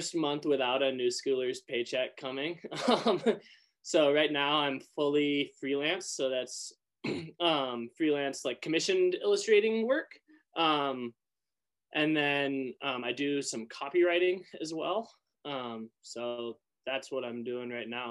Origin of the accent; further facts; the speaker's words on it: Moscow, Idaho, United States; I grew up in Northern Idaho in Moscow.